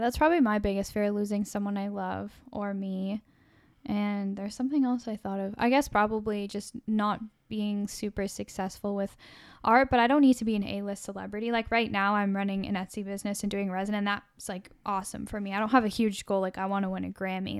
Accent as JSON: {"language": "English", "country": "Canada", "said": "as a Canadian"}